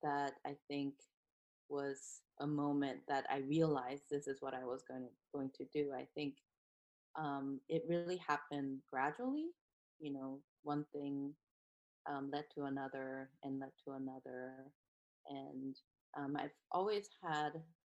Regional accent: South Korea; moved away as an adult; now in United States; I'm from South Korea, and I did my undergraduate degree in Korea and then moved to US

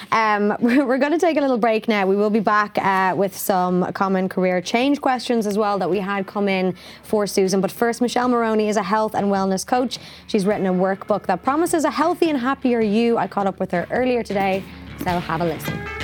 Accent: Ireland; being Irish

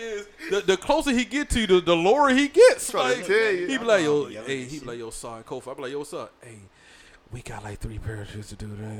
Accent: St. Simons Island, Georgia, United States; and Jim Brown is from my hometown, right? People don't know that. Jim Brown was born in St. Simons Island, Georgia, right? And you know, I went to school with his granddaughter

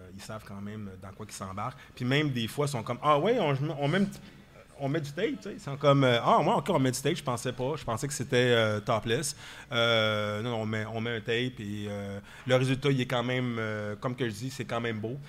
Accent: Quebec, Canada; nous, au Québec

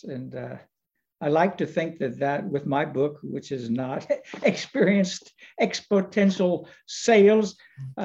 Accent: Virginia, United States; moved away; I was in my hometown in Virginia

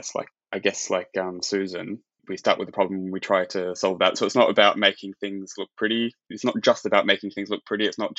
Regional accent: Australia; I'm from Australia

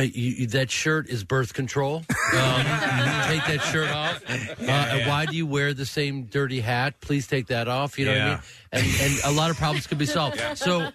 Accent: Chicago, Illinois, United States; also born or lived in New York; You know, I grew up in Chicago. I was born in New York and then grew up in Chicago, and I grew up in a theater family.

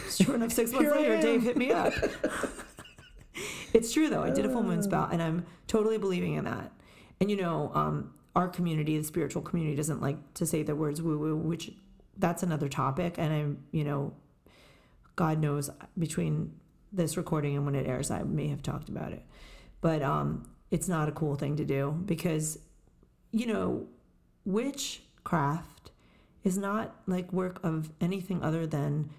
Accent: Montville, New Jersey, United States; raised in Montville, New Jersey, Montville

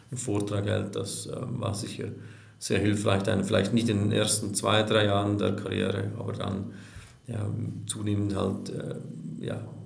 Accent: Switzerland; bin Schweizer

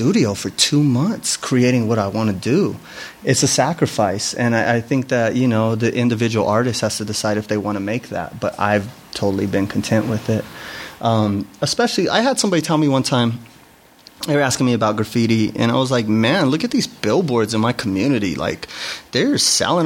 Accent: Denver, Colorado, United States; I grew up in Chicano culture in Denver

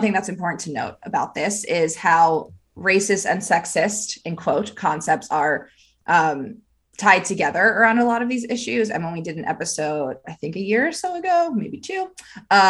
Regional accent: Pennsylvania, United States; my home state where I was educated in the amazing public education system of Pennsylvania

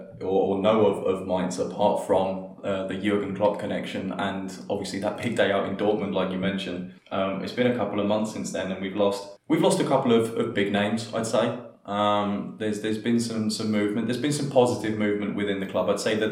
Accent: England, United Kingdom; moved away as an adult; now in Germany; But as an English person living abroad, in this case Germany, it's a bit different. So I moved to Germany during my studies about 5 years ago.

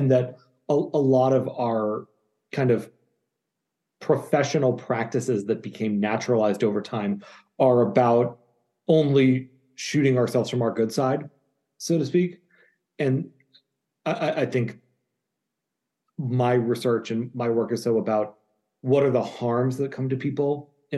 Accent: Cambridge, Massachusetts, United States; I grew up in Cambridge, Massachusetts, like literally trick-or-treating at analysts' houses

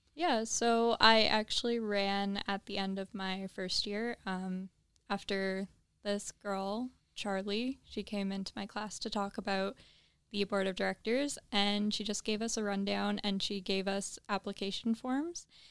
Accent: Trenton, Ontario, Canada; moved away as an adult; now in Kingston, Canada; I'm from Trenton.

